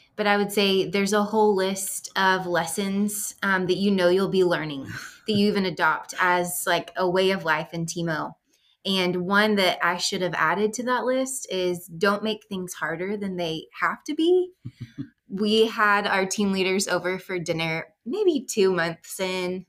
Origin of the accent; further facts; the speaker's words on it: Texas, United States; moved away as an adult; also born or lived in Chad; We are from Texas. We're from the South, like, know all about Southern hospitality